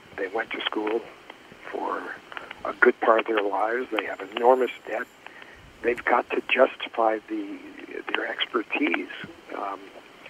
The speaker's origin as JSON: {"language": "English", "town": "Springfield", "region": "Massachusetts", "country": "United States", "tie": "born or raised there", "moved": "as an adult", "said": "I grew up in Springfield, Massachusetts"}